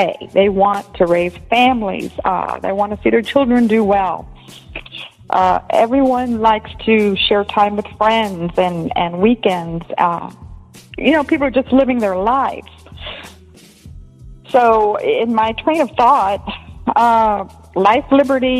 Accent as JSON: {"language": "English", "town": "Tampa", "region": "Florida", "country": "United States", "tie": "born or raised there", "moved": "yes", "lives_now": "Arizona, United States", "said": "growing up in Tampa, going to the same school as you"}